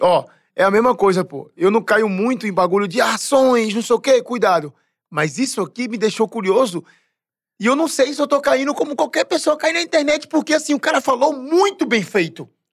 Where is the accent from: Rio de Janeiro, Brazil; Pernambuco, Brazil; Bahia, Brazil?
Pernambuco, Brazil; moved away; eu saí de Pernambuco faz 16 anos. Eu voltei ano passado